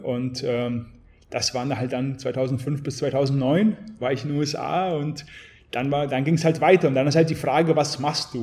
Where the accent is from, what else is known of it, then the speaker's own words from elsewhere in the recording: Garmisch-Partenkirchen, Bavaria, Germany; also born or lived in St. Petersburg, Russia / Bad Honnef, Germany; geboren in St. Petersburg, mit sechs Jahren nach Garmisch-Partenkirchen gekommen, bin in Garmisch aufgewachsen